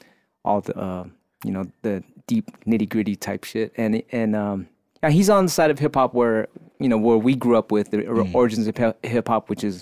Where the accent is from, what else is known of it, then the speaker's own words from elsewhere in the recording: San Francisco, California, United States; I grew up in the Excelsior District in San Francisco. And everyone thinks I'm from Daly City, but that was because that movie Scratch, but I'm from Frisco.